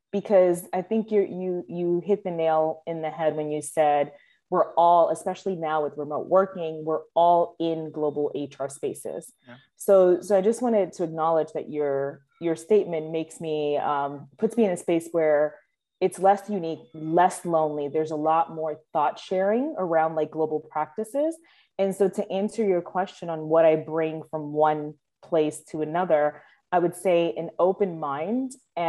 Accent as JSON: {"language": "English", "country": "Dominican Republic", "said": "as you mentioned, I'm from Dominican Republic. And so there's a language advantage, right?"}